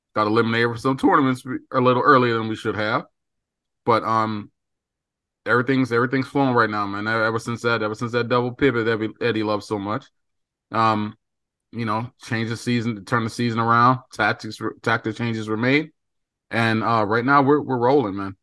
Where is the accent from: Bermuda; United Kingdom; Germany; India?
Bermuda; moved away; I grew up in Bermuda